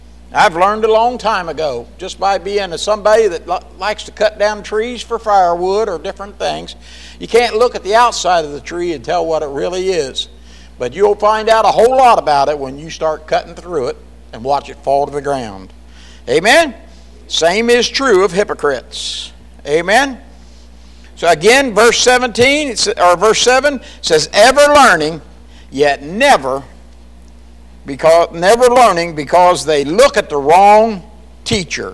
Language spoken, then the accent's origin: English; Jamestown, United States; I grew up in a little dinky Jamestown.